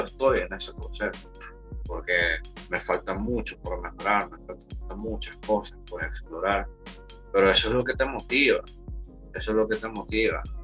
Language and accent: Spanish; Managua, Nicaragua; Soy de Managua.